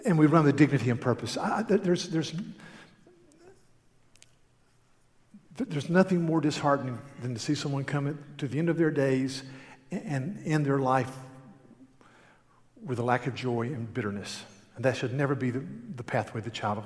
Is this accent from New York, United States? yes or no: no; North Carolina, United States; I'm from North Carolina.